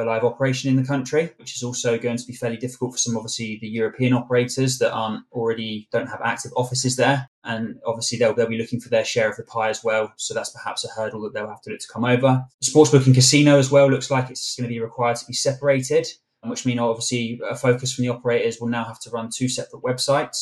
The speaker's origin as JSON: {"language": "English", "region": "England", "country": "United Kingdom", "said": "We know what we like as English people"}